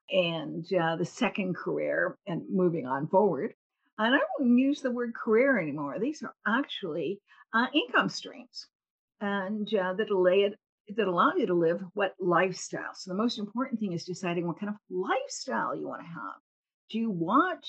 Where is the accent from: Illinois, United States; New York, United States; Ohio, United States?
Ohio, United States; Cleveland; I was a little girl growing up in Cleveland.